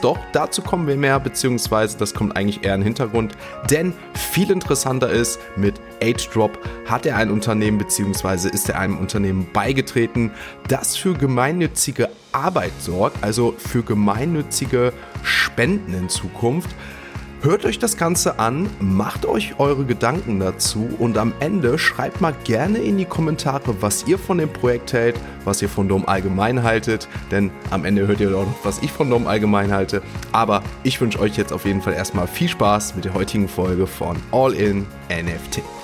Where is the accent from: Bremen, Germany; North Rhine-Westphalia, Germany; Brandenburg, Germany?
North Rhine-Westphalia, Germany; Düsseldorf; als Düsseldorfer